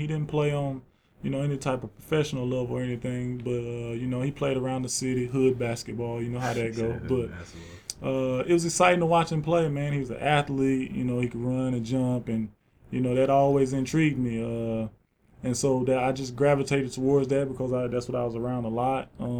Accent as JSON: {"language": "English", "region": "Georgia", "country": "United States", "tie": "born or raised there", "said": "Yeah, South Georgia, yeah."}